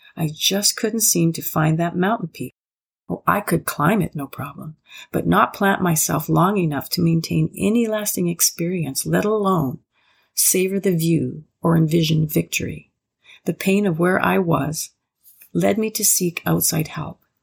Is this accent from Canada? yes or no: yes; Prairie Provinces, Canada; also born or lived in Athabasca, Alberta; proud to be a Canadian, born and raised in the Prairie Provinces, now residing in the small rural town called Athabasca in northern Alberta